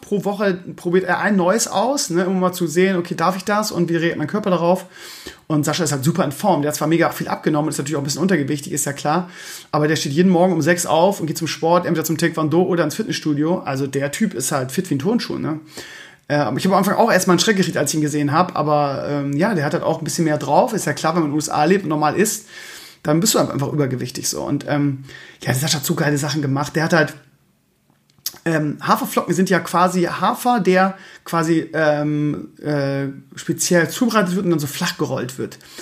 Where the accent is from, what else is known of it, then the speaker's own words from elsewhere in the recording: Germany; Bei uns in Deutschland